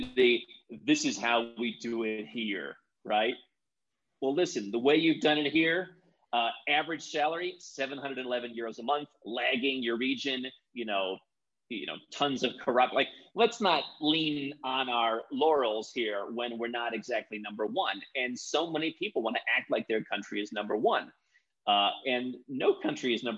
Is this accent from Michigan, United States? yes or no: no; Cleveland, Ohio, United States; moved away as an adult; also born or lived in Kuala Lumpur, Malaysia; now in Bogota, Colombia; growing up in Cleveland, Ohio, very ethnic town.